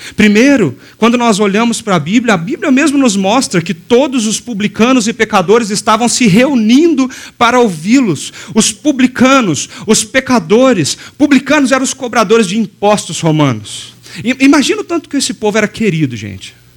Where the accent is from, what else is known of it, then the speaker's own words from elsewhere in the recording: Passos, Minas Gerais, Brazil; moved away; na minha cidade de Passos, é, em Minas, sudoeste de Minas, a gente caminha pela rua ali, anda pela rua. Foi ali que eu cresci